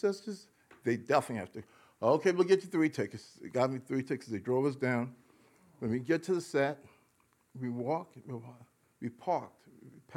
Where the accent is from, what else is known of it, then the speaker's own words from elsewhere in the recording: New York City, New York, United States; we grew up primarily in the Bronx